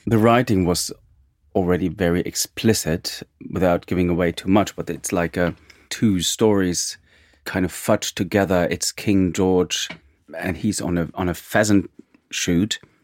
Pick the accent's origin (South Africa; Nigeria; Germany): Germany; East Germany; I'm from East Germany, so Russia has always played an important role in my childhood